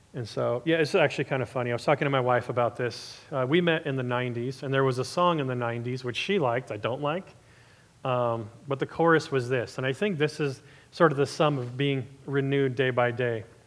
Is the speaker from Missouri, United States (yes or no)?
no; Southern California, United States; I'm originally from SoCal